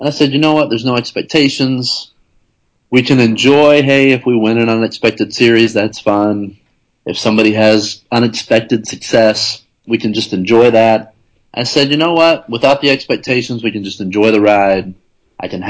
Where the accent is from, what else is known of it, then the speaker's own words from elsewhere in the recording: Lexington, Kentucky, United States; I grew up in Lexington, Kentucky